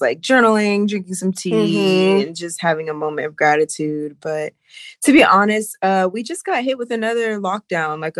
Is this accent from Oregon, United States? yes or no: no; Sacramento, California, United States; moved away as an adult; also born or lived in Los Angeles, California; now in Bali, Indonesia; I was born and raised in Northern California, Sacramento Bay Area, and I lived in LA for 10 years and I'm living in Bali now